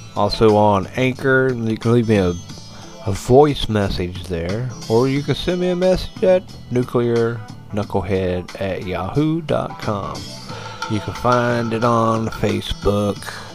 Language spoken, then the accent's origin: English; United States; as an American